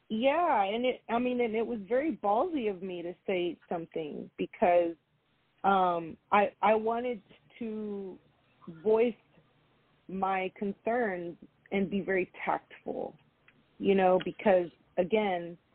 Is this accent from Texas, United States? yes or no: yes; Houston, Texas, United States; born there; I have a Cuban father, I have a Mexican mother, but I am American. I was born here